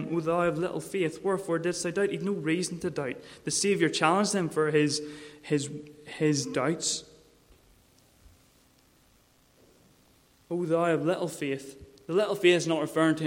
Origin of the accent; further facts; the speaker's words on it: Mourne area, Northern Ireland, United Kingdom; I grew up in the Mourne area around the harbours